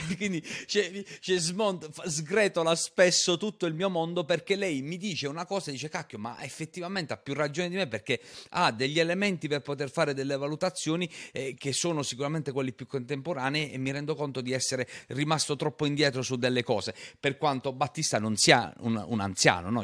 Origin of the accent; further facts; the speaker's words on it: Matera, Basilicata, Italy; io sono materano